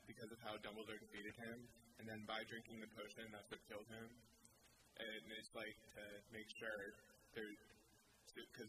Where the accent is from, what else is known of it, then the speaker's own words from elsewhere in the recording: Fairfax, Virginia, United States; from Fairfax.